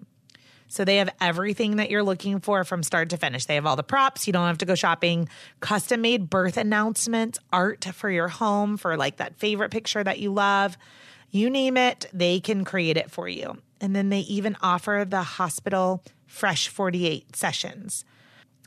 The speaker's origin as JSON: {"language": "English", "town": "Charlotte", "region": "North Carolina", "country": "United States", "said": "I'm from Charlotte, North Carolina"}